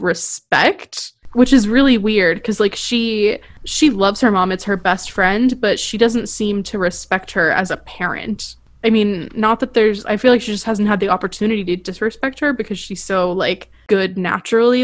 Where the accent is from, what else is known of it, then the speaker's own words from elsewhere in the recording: Florida, United States; I grew up in Florida